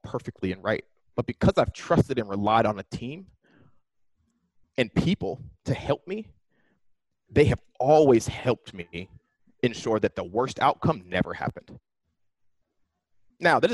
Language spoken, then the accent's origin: English; Pittsburgh, Pennsylvania, United States; now in Silicon Valley, United States; growing up in Pittsburgh was interesting because it's not a tiny town